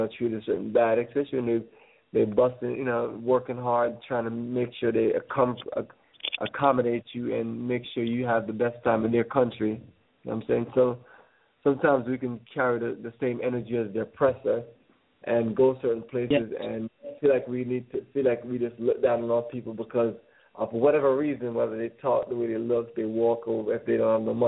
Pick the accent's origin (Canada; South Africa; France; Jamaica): Jamaica; Kingston; now in Atlanta, United States; I was born in Kingston, Jamaica. I live here right now on the south side of Atlanta.